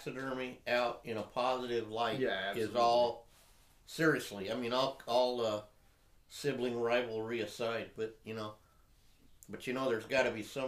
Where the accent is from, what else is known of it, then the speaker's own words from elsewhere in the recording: United States; accent: American; I am American